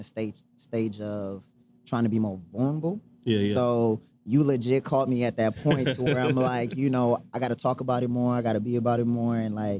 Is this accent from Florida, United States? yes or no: no; Atlanta, Georgia, United States; also born or lived in Haiti / Queens, New York; But I'm a Haitian boy, so I was born in Haiti, then moved to New York when I was 7, uh-huh. was here in Queens for like 3-4 years, but I've been in Atlanta most of my life, so I'm an ATL boy at heart.